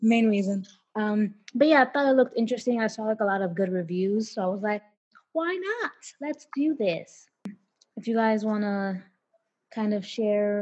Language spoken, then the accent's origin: English; New York City, New York, United States; I'm from the Bronx.